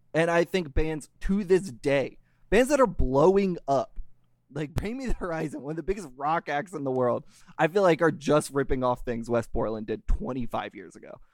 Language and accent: English; Louisville, Kentucky, United States; my hometown, Louisville